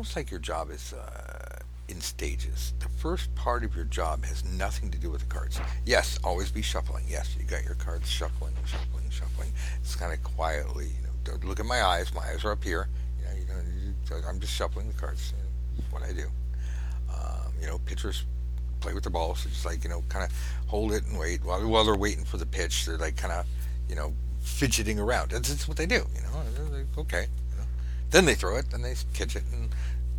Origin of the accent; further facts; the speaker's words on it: California, United States; I'm from California